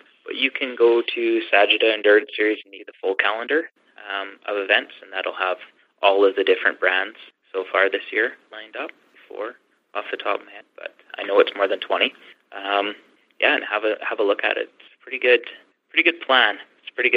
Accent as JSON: {"language": "English", "country": "Canada", "said": "I'm from Canada."}